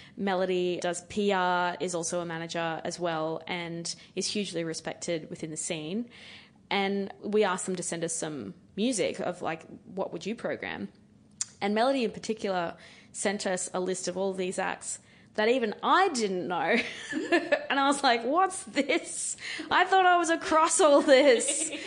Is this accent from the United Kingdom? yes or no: no; Queensland, Australia; being a Queenslander